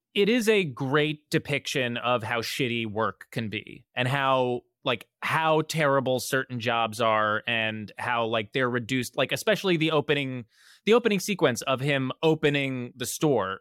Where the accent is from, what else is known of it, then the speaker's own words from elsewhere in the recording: New Jersey, United States; I'm from New Jersey